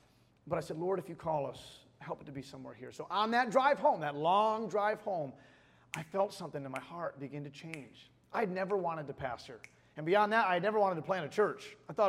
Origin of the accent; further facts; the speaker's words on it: Western Massachusetts, United States; moved away as an adult; also born or lived in Michigan; now in West Yarmouth, United States; God brought us to the Cape 3 years ago. My wife and I are native New Englanders. We grew up in Western Mass. We grew up together